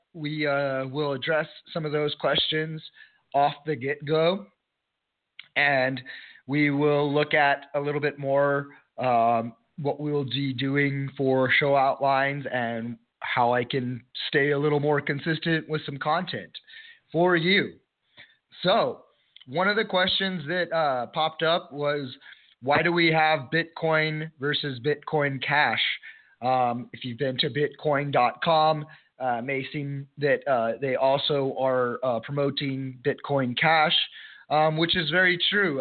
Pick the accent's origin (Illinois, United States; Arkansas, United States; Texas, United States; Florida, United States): Texas, United States; El Paso; El Paso, Texas, my hometown